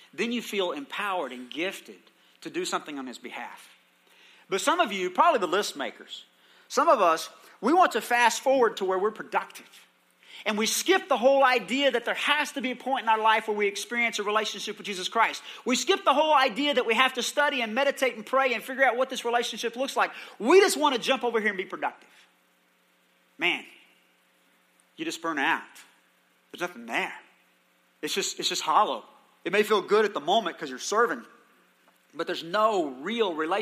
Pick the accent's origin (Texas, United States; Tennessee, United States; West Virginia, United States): Texas, United States; Palo Pinto; I grew up in Palo Pinto where you didn't wait for an invitation